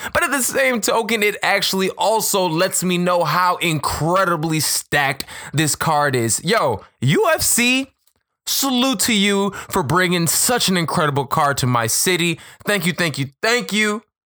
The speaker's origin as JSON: {"language": "English", "town": "Chicago", "region": "Illinois", "country": "United States", "tie": "born or raised there", "said": "right here in my hometown of Chicago"}